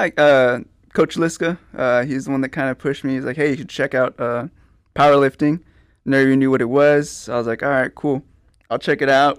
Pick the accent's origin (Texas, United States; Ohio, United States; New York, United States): Texas, United States; Pleasanton; I'm from Pleasanton, uh, born and raised, graduated from Pleasanton High School